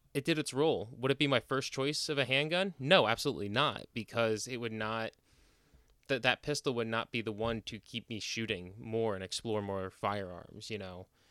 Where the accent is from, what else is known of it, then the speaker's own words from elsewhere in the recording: New Jersey, United States; moved away; growing up in, again, growing up in Jersey